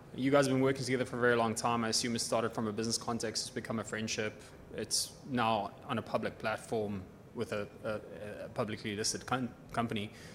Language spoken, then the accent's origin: English; South Africa; now in Victoria, Canada; I'm from South Africa, but recently moved to Victoria